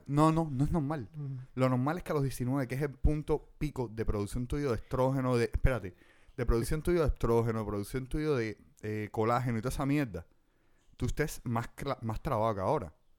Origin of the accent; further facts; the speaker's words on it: La Lisa, Havana, Cuba; yo me crié toda mi vida en la Lisa